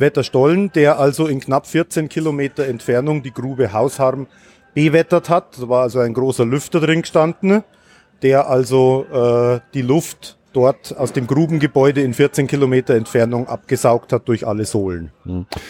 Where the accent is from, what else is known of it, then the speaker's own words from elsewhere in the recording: Munich, Bavaria, Germany; ich komme aus München